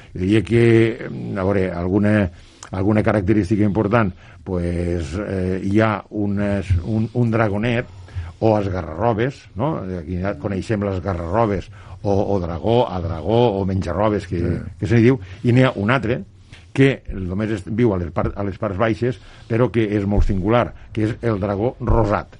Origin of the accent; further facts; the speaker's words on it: La Sénia, Catalonia, Spain; quan dic a casa vull dir al meu poble, eh, una perquè la Sènia